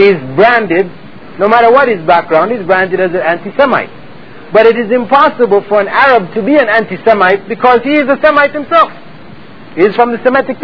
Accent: Canada; moved away as an adult; now in Saudi Arabia; I'm from Canada, and I've been over here for, you know, a number of years.

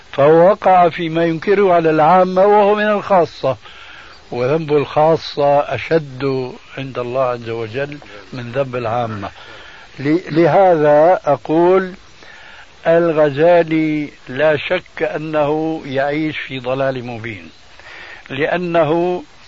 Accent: Syria; عندنا في سوريا

